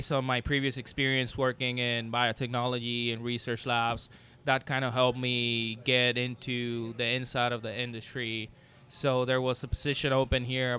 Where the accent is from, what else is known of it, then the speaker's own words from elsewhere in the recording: Puerto Rico; moved away as an adult; I'm from Puerto Rico, born and raised there. I moved here about 6 years ago.